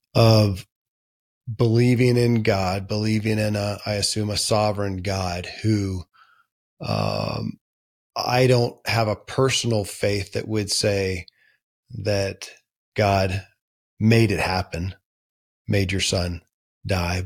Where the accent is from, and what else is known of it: Kentucky, United States; born or raised there